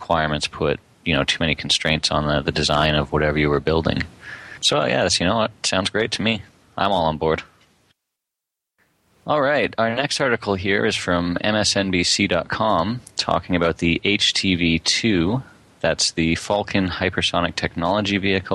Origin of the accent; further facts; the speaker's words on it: Canada; as a Canadian who spent hours and hours and hours traveling across the country in airplanes